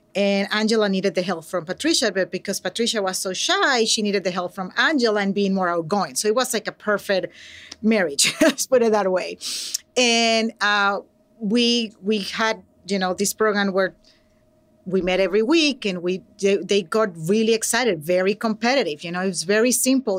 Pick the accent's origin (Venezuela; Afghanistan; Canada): Venezuela; English is a second language; now in San Francisco, United States; I'm from Venezuela, so, um, I'm an immigrant and an English language learner, proud.